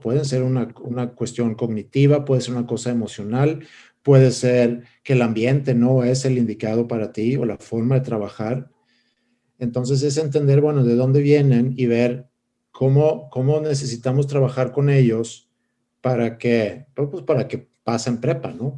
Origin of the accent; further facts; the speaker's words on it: Stockholm, Stockholm County, Sweden; Spanish is a second language; moved away as an adult; now in Monterrey, Mexico; yo, crecí, nací en Estocolmo, Suecia, y crecí eh, en esa ciudad.